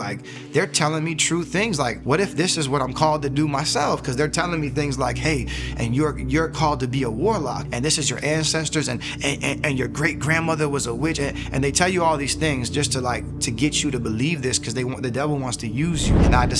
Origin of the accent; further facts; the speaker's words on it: Fort Lauderdale, Florida, United States; So, again, I was born and raised in Fort Lauderdale, Broward County, Florida.